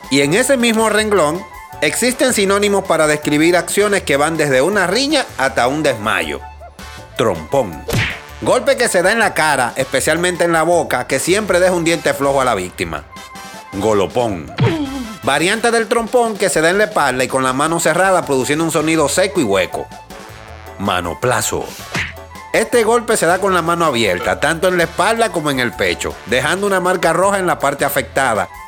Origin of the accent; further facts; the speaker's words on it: Dominican Republic; Porque siempre trato de evitar los dominicanismos cuando converso con alguien que no tengo mucha confianza o que acabo de conocer.